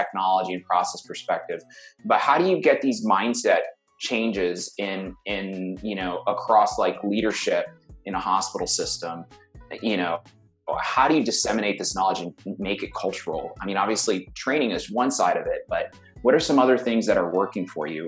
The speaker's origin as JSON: {"language": "English", "town": "New York City", "region": "New York", "country": "United States", "tie": "born or raised there", "said": "I grew up in Brooklyn. You know, my dad is Puerto Rican, or was Puerto Rican."}